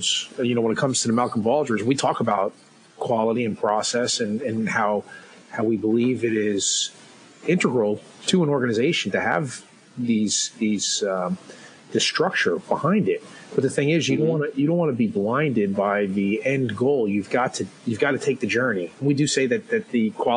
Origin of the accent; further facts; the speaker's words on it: Ireland; Being an Irishman